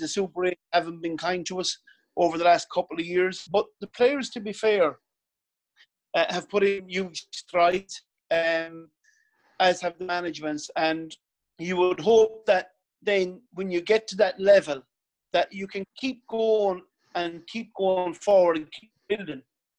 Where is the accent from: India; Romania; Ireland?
Ireland; Castlerea, Connacht; moved away as an adult; now in South Roscommon, Ireland; I'm from Castlereagh, right? And I end up in South Roscommon.